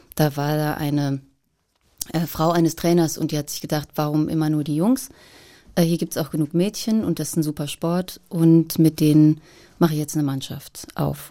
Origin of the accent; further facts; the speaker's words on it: Boppard, Rhineland-Palatinate, Germany; in einem kleinen Souvenirgeschäft in Boppard am Rhein wo ich aufgewachsen bin